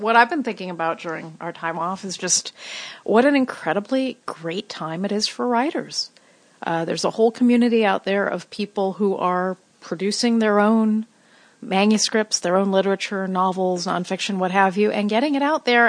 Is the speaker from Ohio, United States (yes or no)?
no; Los Angeles, California, United States; As a kid in Hollywood, I was forbidden to take the bus to the Central Library